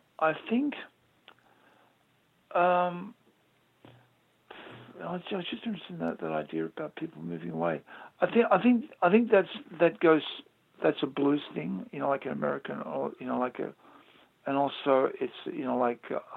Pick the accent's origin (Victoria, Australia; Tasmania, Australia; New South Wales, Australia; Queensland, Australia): Queensland, Australia; Brisbane; I grew up in a town. Brisbane was around 1 million people.